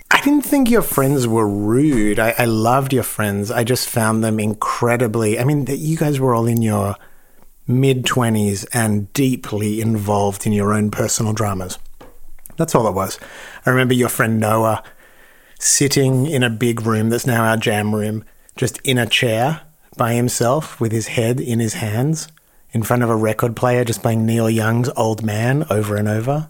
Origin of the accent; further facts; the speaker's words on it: Australia; now in Los Angeles, United States; I'm Australian